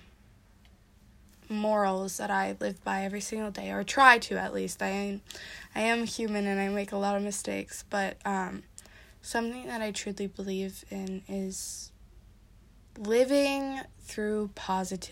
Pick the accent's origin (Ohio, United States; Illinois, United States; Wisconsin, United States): Wisconsin, United States; I'm from Wisconsin